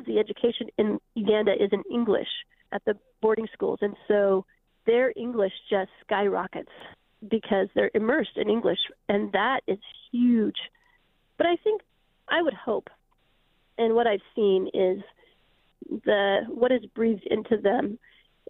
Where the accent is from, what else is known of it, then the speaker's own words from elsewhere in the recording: Spokane, Washington, United States; moved away; I'm from Spokane, actually. That's my hometown